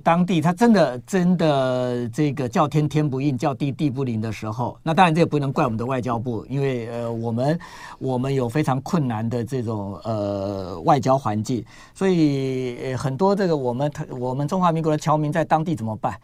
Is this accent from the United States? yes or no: no; Taiwan; 我们台湾人哦，基本上神经比较大条